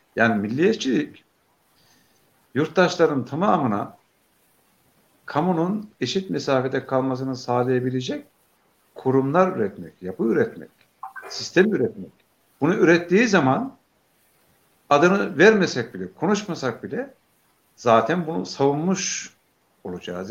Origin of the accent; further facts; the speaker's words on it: a village about 40 km from Beypazarı, Ankara, Turkey; moved away; Benim bulunduğum kaza çıktır e, Beypazarı'na yakın 40 kilometre mesafede